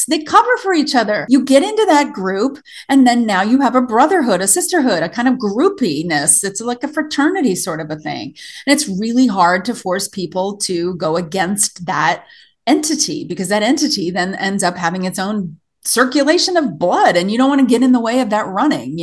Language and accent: English; the South, United States; moved away as an adult; also born or lived in Tennessee / East Coast; now in Montana, United States; I was raised in the South